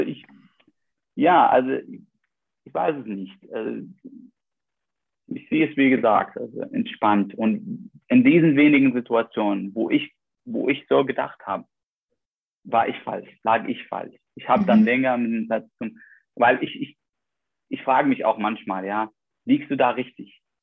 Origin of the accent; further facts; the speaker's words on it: Iraq; moved away as an adult; now in Germany; als irakische Studenten